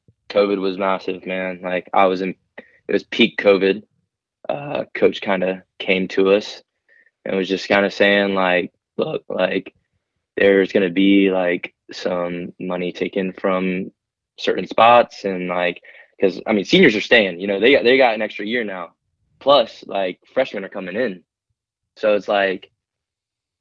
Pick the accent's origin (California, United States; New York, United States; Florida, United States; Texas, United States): Florida, United States; Lakeland; growing up in Polk County, Lakeland